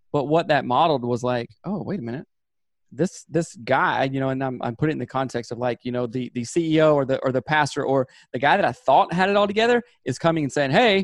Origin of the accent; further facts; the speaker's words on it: Southern United States, United States; And I'm from Seth's the South.